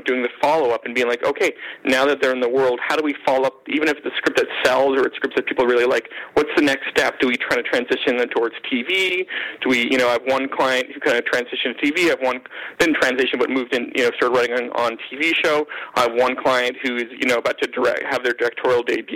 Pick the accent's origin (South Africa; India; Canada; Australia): Canada; being Canadian